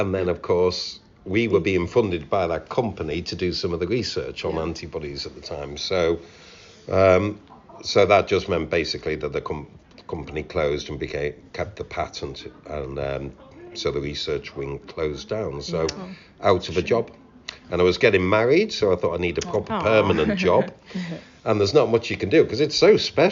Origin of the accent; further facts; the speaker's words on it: Knowsley, North West England, United Kingdom; moved away as an adult; also born or lived in Sussex; in Knowsley, where I'm from.